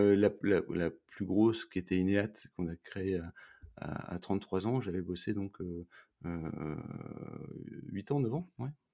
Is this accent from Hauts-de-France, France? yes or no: yes; Roubaix, Hauts-de-France, France; moved away as an adult; now in Montreal, Canada; Je suis un, ch'ti, parce que je suis né à Roubaix. Et aujourd'hui, comme j'habite à Montréal depuis quatre hivers